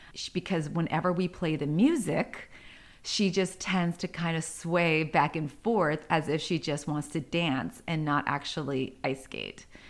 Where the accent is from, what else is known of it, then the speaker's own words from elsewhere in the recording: San Diego, California, United States; I grew up in San Diego. I was originally, uh, born and raised in a not so nice neighborhood